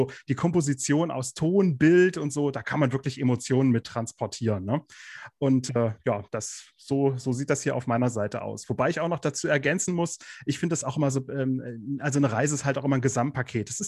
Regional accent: Kassel, Hesse, Germany; wohne im schönen Nordhessen. Genauer gesagt äh, komme ich aus Kassel.

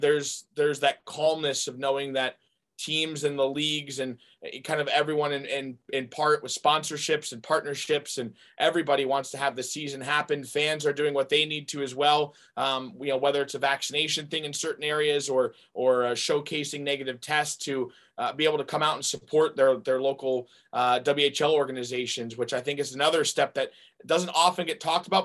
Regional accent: North Carolina, United States; moved away as an adult; also born or lived in Arizona; my my hometown unc and i was going to be a tar heel

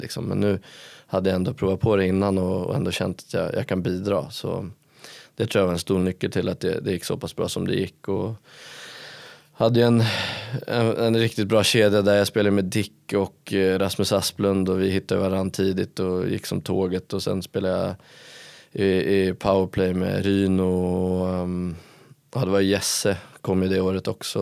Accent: Stockholm, Stockholm County, Sweden; moved away as an adult; now in Karlstad, Sweden; jag är ju från Stockholm

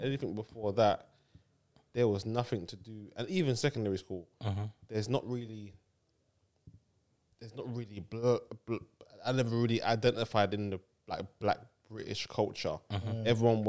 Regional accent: Jamaica; now in United Kingdom; But Jamaican comes first. I'm like, yeah, I'm Jamaican, but I just live here.

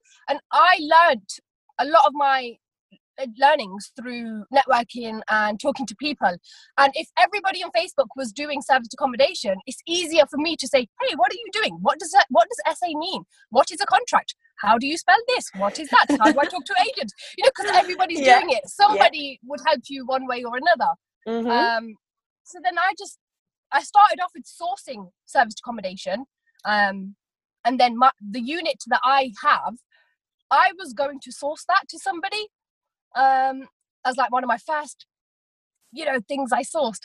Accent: Leicester, East Midlands, United Kingdom; I am from Leicester

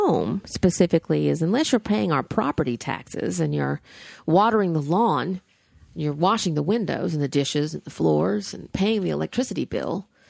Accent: the South, United States; I grew up in the South. I have been the person on the other side of the door.

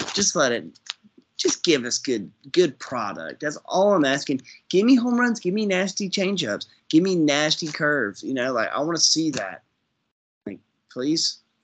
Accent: United States; I'm an American. I'm an American patriot.

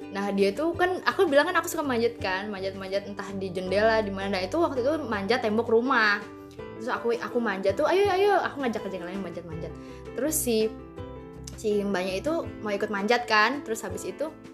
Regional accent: West Java, Indonesia; moved away; aku dulu di Jawa Barat

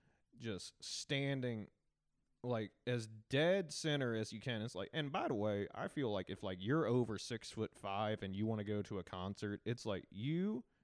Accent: Tennessee, United States; born or raised there; accent: Southern; also born or lived in New Orleans

